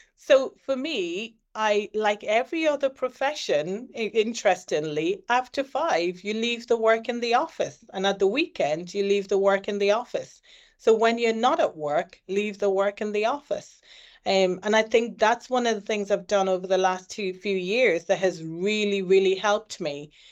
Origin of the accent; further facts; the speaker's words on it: Ireland; was born in Ireland and was raised in Ireland. I've lived all my life in Ireland